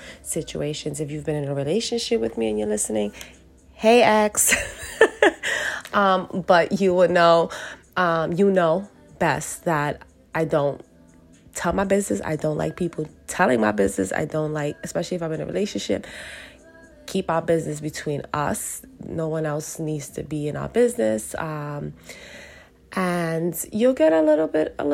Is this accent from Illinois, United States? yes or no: no; New York City, New York, United States; I'm born and raised in Brooklyn. Yes, I did move around from time to time, but I am back in Brooklyn, and and I'm Puerto Rican, so New Yorican